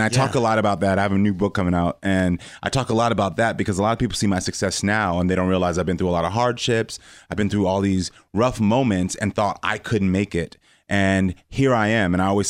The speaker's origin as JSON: {"language": "English", "town": "Parkland", "region": "Florida", "country": "United States", "tie": "born or raised there", "also_born_or_lived": "Houston", "said": "Houston, Texas. Well, was born in Houston, Texas, but then moved to Parkland, Florida. So Marjorie Stoneman Douglas, where the shooting happened, was my high school."}